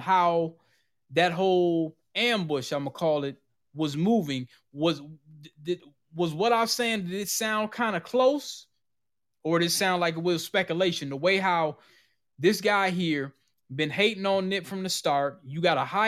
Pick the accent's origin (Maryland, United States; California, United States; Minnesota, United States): Minnesota, United States; I'm from Minnesota